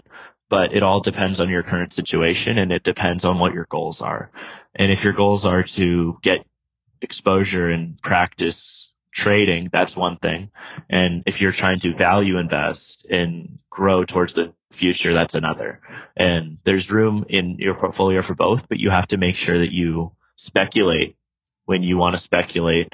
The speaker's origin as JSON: {"language": "English", "country": "United States", "also_born_or_lived": "China", "said": "it is my duty as an American to try to bridge that gap as an American going over to China"}